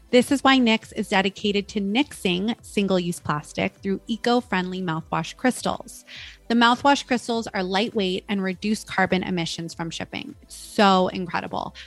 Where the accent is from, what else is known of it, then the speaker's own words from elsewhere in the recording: United States; a woman growing up in American culture